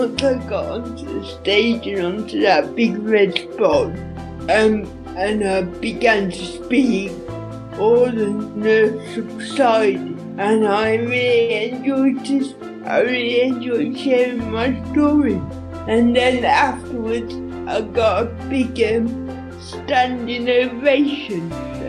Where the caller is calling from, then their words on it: Lincolnshire, East Midlands, United Kingdom; I'm calling from Lincolnshire in the East Midlands.